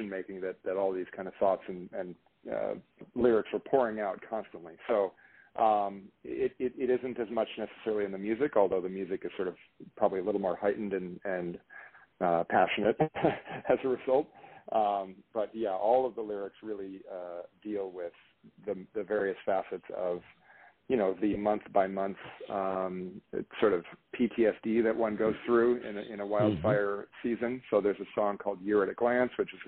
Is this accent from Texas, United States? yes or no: no; Minnesota, United States; moved away; also born or lived in Marin County, California; I've been a Californian since 1992. Prior to that time, I grew up in Minnesota